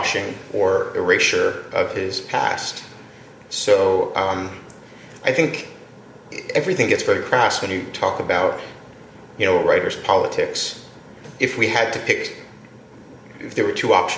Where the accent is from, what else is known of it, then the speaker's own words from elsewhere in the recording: Atlantic City, New Jersey, United States; I grew up in Atlantic City